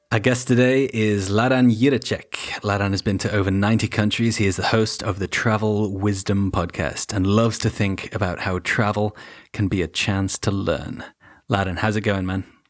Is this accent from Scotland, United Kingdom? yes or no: no; Wales, United Kingdom; moved away; I grew up partially in Wales as well